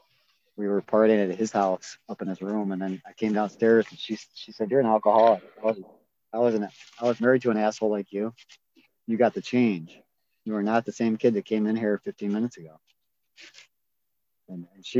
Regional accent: Avon Lake, Ohio, United States; Avon Lake, my hometown

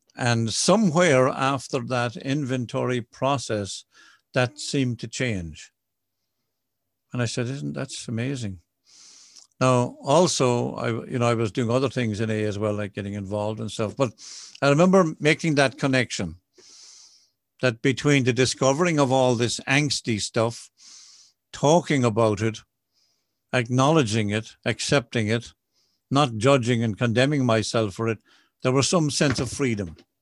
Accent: Ireland; I'm an Irish Catholic boy.

